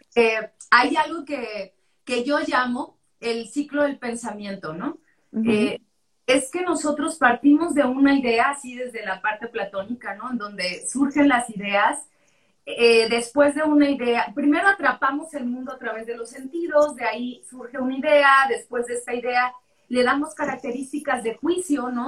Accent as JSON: {"language": "Spanish", "town": "Culiacán", "region": "Sinaloa", "country": "Mexico", "tie": "born or raised there", "moved": "as an adult", "lives_now": "Mexico City, Mexico", "said": "Yo crecí en Sinaloa, en Culiacán"}